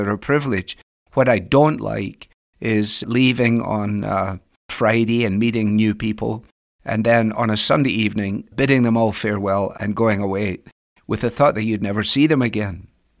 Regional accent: Scotland, United Kingdom; moved away as an adult; now in United States; especially when I was here from Scotland in the 80s at the beginning

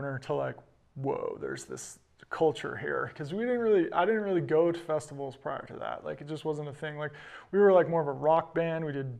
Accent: Tahoe, United States; also born or lived in Boulder; growing up in Tahoe, living in Boulder, traveling to amazing places

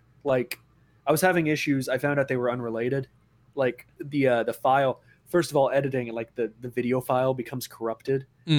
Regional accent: Texas, United States; now in Germany; because I'm from Texas originally.

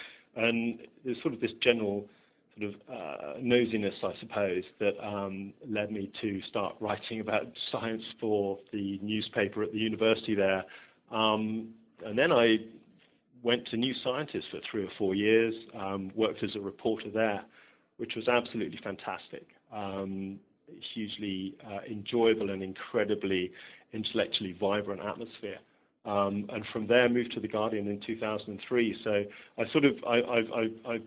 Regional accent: Oxfordshire, South East England, United Kingdom; I'm from Oxfordshire, one of the sort of home counties

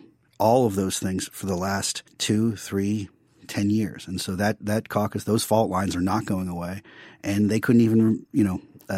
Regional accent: New York, United States; Like Joe, I grew up in Democratic politics. I grew up in New York in Democratic politics.

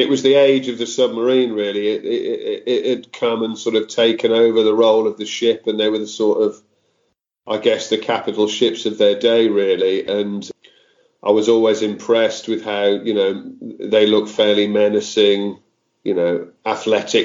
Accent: Wolverhampton, West Midlands, United Kingdom; moved away as an adult; I grew up in Wolverhampton in the West Midlands

